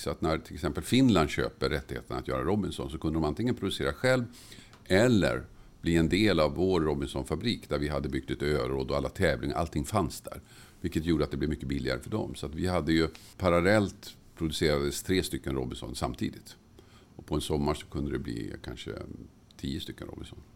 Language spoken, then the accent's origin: Swedish; Tumba, Stockholm County, Sweden; När jag växte upp i Tumba